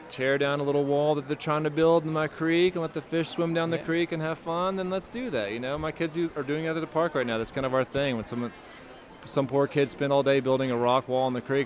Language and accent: English; Nashville, Tennessee, United States; I'm 6'10", and I'm from Nashville